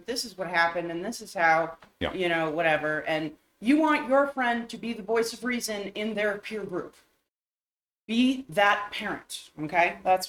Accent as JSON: {"language": "English", "town": "Uvalde", "region": "Texas", "country": "United States", "tie": "born or raised there", "said": "there was another mass shooting today, this time in my hometown of Uvalde, Texas."}